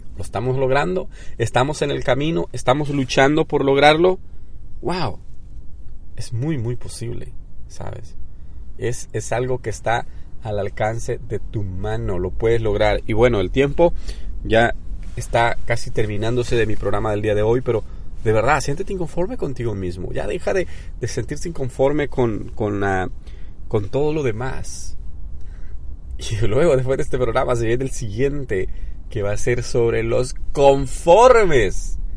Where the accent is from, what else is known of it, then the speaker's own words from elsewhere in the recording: southern Mexico, Mexico; now in United States; Yo que soy del sur de México